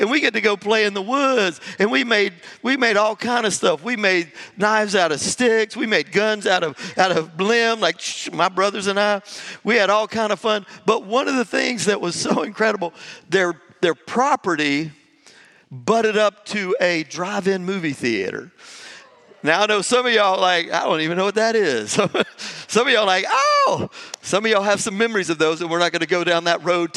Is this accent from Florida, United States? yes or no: yes; Jacksonville, Florida, United States; moved away; I grew up in Jacksonville, Florida, right there on Highway 17.